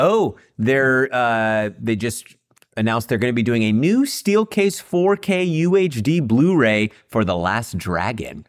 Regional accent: Central Valley, California, United States; I grew up in the Central Valley, so, like, farmland in the middle of nowhere.

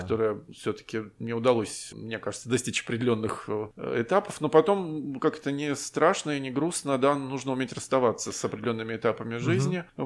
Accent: Saint Petersburg, Russia; как любой петербуржец

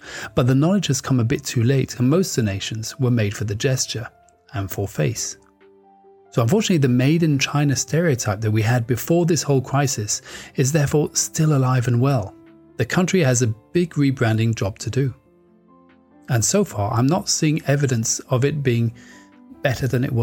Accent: France; moved away; also born or lived in United Kingdom; I grew up there

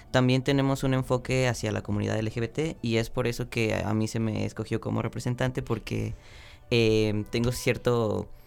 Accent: Xalapa, Veracruz, Mexico; born there; Ajá, yo nací aquí en Jalapa.

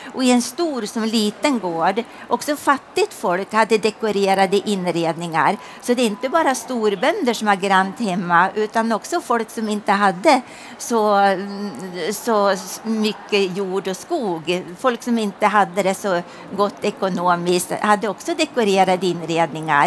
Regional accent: Hälsingland, Gävleborg County, Sweden; jag är hälsing. Eh, och kommer ifrån en gammal gård

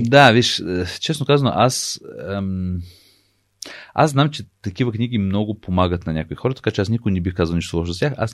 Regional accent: United States; Аз понеже израснах в Штатите и това, че американците умеят така много красиво да разказват неща, на мен не ми е тайна.

